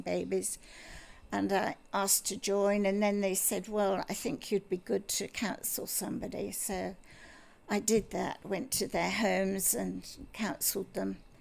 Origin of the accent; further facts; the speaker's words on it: Bristol, South West England, United Kingdom; moved away as an adult; also born or lived in Scotland; now in Australia; I was born in Scotland oh. because my father had a job up there, and um, we very quickly moved down to Bristol